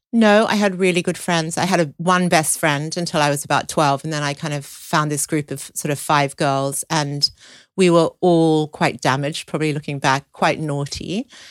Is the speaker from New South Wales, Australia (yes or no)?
yes; Sydney, New South Wales, Australia; I grew up in Sydney